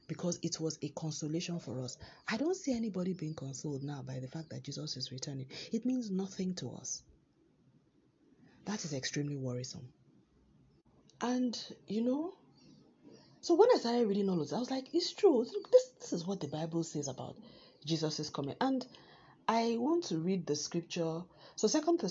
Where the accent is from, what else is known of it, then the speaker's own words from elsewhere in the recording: Nigeria; moved away; my home country, Nigeria